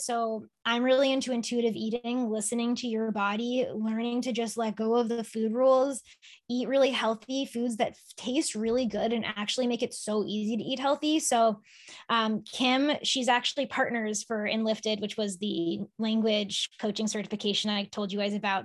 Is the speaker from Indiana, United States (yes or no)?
no; Sharon, Massachusetts, United States; I grew up in Sharon